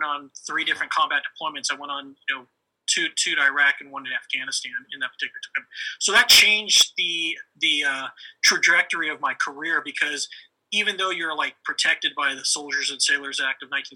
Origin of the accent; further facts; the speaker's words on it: Chula Vista, California, United States; also born or lived in Spring Valley, California; now in Hawaii, United States; I grew up in San Diego, pretty much in Chula Vista, like in the Bonita area